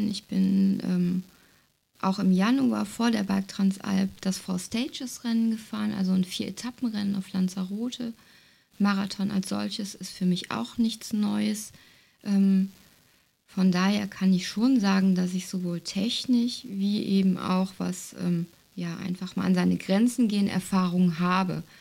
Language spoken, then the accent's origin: German; North Rhine-Westphalia, Germany; Ja, wir kommen so aus der Jülicher Börde, das liegt ähm, ja zwischen Aachen und Düren, wem das so sagt. Hier ist viel ähm, flaches Ackerland, ähm, Tagebau.